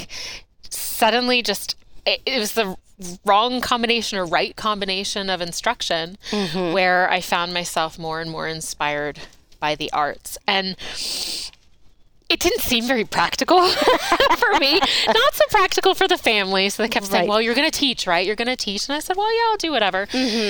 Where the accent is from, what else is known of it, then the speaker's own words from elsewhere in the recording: United States; moved away as an adult; also born or lived in Maryland / New York; now in Inland Northwest, United States; I was born and raised in suburbs of D.C.